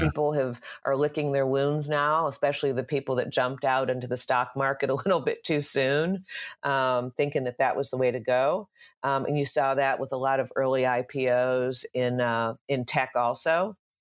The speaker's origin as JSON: {"language": "English", "town": "Dallas", "region": "Texas", "country": "United States", "tie": "born or raised there", "moved": "as an adult", "lives_now": "California, United States", "said": "I grew up in Dallas, Texas, uh, and came to California in the early nineties"}